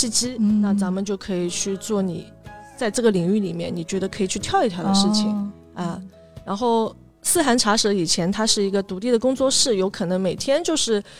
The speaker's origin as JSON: {"language": "Chinese", "country": "China", "tie": "born or raised there", "said": "然后我又是城南长大的，就从小对城南，包括现在都有一份独特的情感在里面。"}